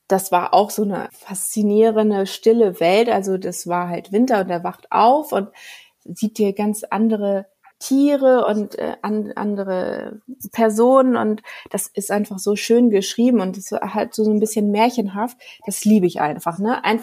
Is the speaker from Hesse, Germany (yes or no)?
yes; Giessen, Hesse, Germany; born there; also born or lived in Lower Saxony / Schleswig-Holstein; Ich bin in Gießen geboren, in Hessen. Und dann sind ja. wir über Niedersachsen nach äh, äh, Schleswig-Holstein.